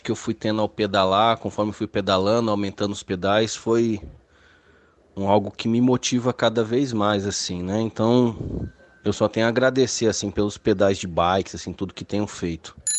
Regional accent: Belo Horizonte, Minas Gerais, Brazil; tenho 41 anos, sou de Belo Horizonte, Minas Gerais.

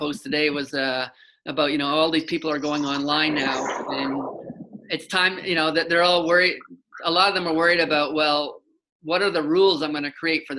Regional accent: Canada; being Canadian

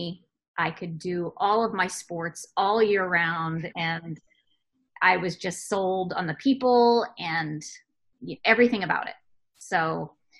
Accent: New Jersey, United States; moved away as an adult; I grew up in New Jersey

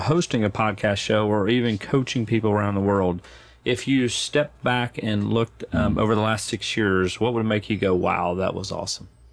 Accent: Arkansas, United States; moved away as an adult; now in Nashville, United States; I've lived here longer than I've lived where I grew up

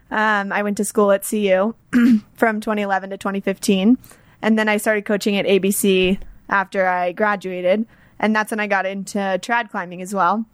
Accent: Atlanta, Georgia, United States; moved away as an adult; now in Boulder, United States; I grew up in Atlanta

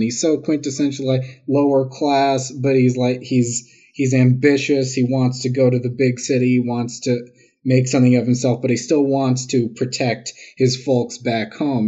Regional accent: New York City, New York, United States; I am from Queens. I'm from Jackson Heights.

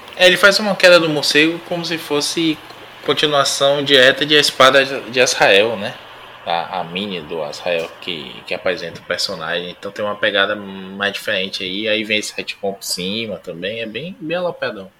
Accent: Salvador, Bahia, Brazil; moved away; estou voltando à minha terra

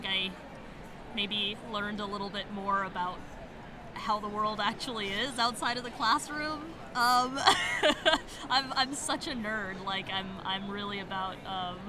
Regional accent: Taos, New Mexico, United States; now in Albuquerque, United States; I'm from Taos, New Mexico, but I live in Albuquerque now

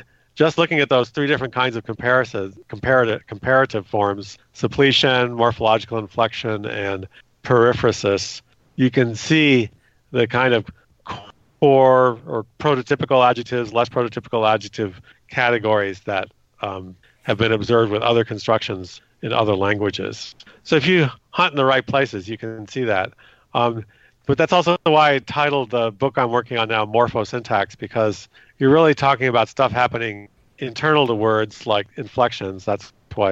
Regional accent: California, United States; I grew up in California, went to public schools

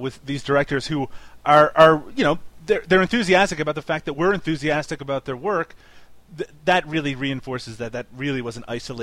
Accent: Newfoundland and Labrador, Canada; moved away; I'm from Newfoundland

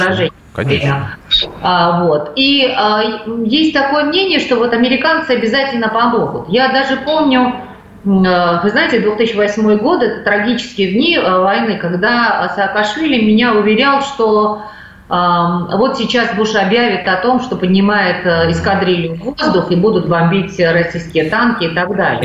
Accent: Georgia; мы, грузины

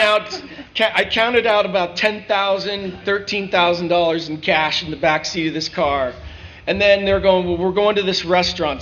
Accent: North Canton, Ohio, United States; also born or lived in Dayton, Ohio; I'm from Ohio I grew up as a wrestler

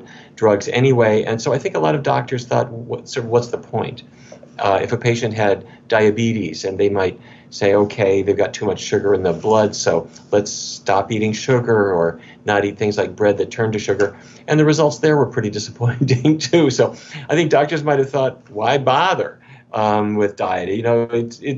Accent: North Dakota, United States; now in Washington, D.C., United States; I grew up in North Dakota, which is kind of cowboy country.

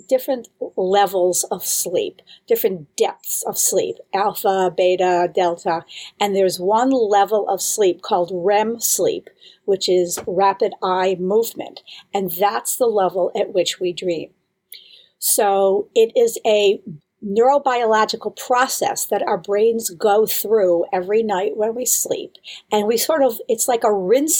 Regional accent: Buffalo, New York, United States; moved away as an adult; also born or lived in Israel; now in Boston, United States; I'm from Buffalo, New York, originally.

